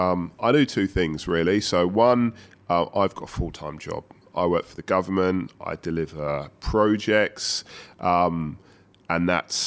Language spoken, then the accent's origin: English; London, United Kingdom; my background's Jamaican. Both my parents are from Jamaica. I was born in London, as you can tell from the accent.